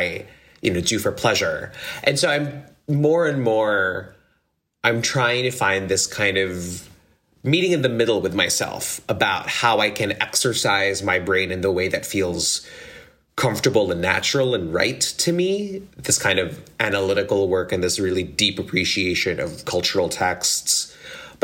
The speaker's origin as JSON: {"language": "English", "country": "Philippines", "tie": "born or raised there", "said": "I grew up in the Philippines"}